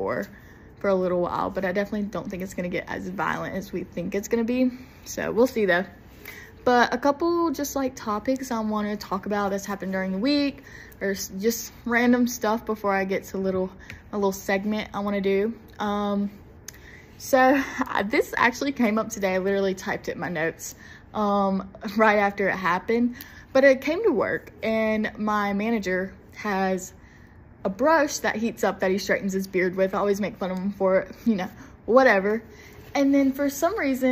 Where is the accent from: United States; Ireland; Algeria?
United States; the South; I'm from the South and I cannot pronounce it right